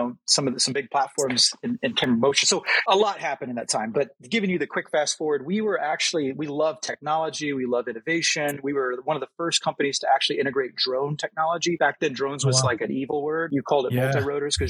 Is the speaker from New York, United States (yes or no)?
no; Missouri, United States; we grew up in Missouri, very agriculture-related, ag technology